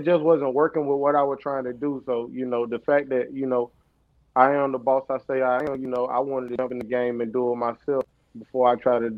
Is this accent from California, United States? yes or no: no; Murfreesboro, North Carolina, United States; I was born and raised in North Carolina, Murfreesboro. I'm from the 252